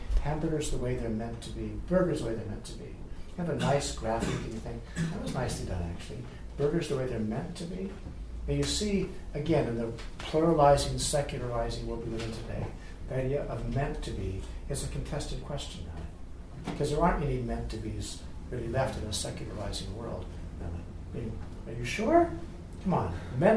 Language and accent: English; the West, United States; moved away; I grew up in the West, I grew up loving cows